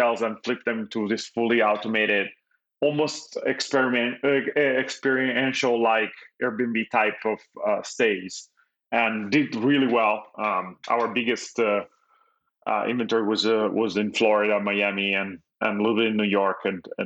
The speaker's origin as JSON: {"language": "English", "country": "Italy", "tie": "born or raised there", "second_language": "English", "moved": "as an adult", "lives_now": "Los Angeles, United States", "said": "I was born and raised in Italy. I moved to the US when I was 21"}